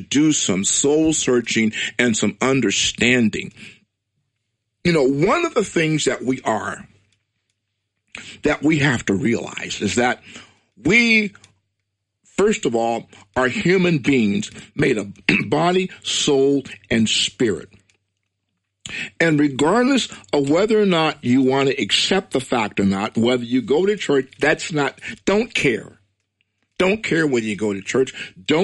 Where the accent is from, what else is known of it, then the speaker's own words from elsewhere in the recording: United States; I'm proud to be an African-American Hebrew. I was born in America. My heritage is from Nigeria.